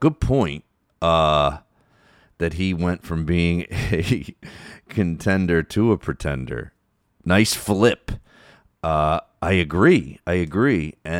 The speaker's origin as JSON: {"language": "English", "town": "Philadelphia", "region": "Pennsylvania", "country": "United States", "tie": "born or raised there", "said": "all the stuff about him and growing up in Philadelphia, and I really identified with it"}